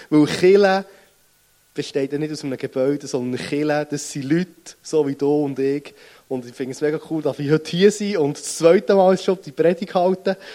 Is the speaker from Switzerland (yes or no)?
yes; Bern, Switzerland; accent: Bernese; Und ihr merkt es meinem Dialekt nach, ich bin nicht gut um den Weg aufgewachsen, sondern ich komme von Bern.